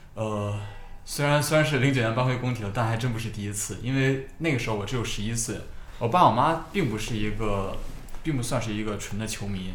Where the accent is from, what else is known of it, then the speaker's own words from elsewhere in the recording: Beijing, China; 我是九八年出生的，我是维吾尔族，但我是北京土生土长的维吾尔族。然后我跟刚刚雷哥家庭住址比较接近，我也是白桥这一带的